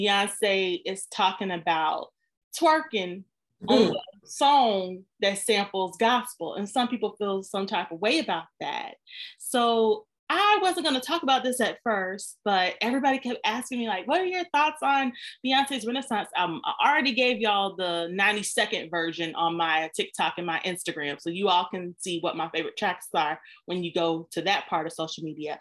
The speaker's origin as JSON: {"language": "English", "area": "the Bible Belt", "region": "the South", "country": "United States", "tie": "born or raised there", "said": "I grew up in the South in the Bible Belt, where there is a church on every corner."}